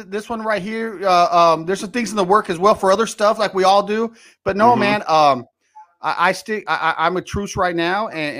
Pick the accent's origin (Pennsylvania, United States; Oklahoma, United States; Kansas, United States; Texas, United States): Texas, United States; El Paso; now in Fort Worth, United States; I was born and raised in El Paso, Texas, and I'm out in Fort Worth, Texas now